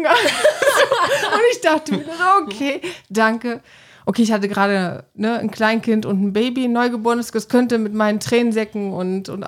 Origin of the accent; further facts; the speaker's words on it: Cologne, North Rhine-Westphalia, Germany; Weil ja, ich meine, ne, dieses äh, Schnapszahl, so als Kölner, 33.